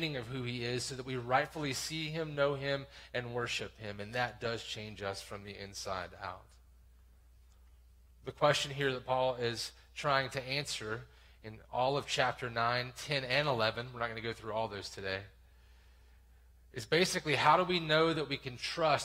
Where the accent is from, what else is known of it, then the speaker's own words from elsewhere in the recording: the South, United States; I grew up in church in the South in this very town